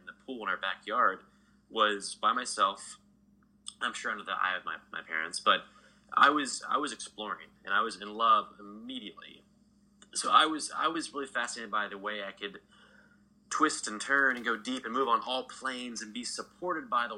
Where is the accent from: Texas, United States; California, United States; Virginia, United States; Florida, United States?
Texas, United States; I grew up in Texas